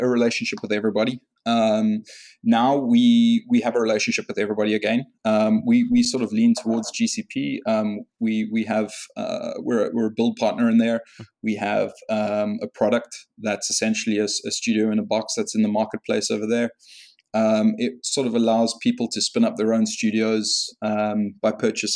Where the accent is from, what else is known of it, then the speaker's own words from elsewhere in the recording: South Africa; moved away; I'm originally South African and I started work at a post place over there